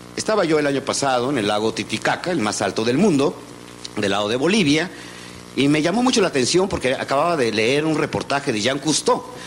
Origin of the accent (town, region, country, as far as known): Mexico